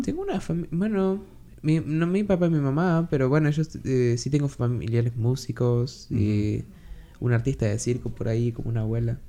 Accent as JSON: {"language": "Spanish", "country": "Argentina", "tie": "born or raised there", "moved": "as an adult", "lives_now": "Seattle, United States", "said": "soy, vengo de Argentina. Hace siete años que estoy en Seattle. Y bueno, en Argentina siempre fui el chico actor, ¿no? Como estuve en, haciendo teatro desde que tengo cinco años"}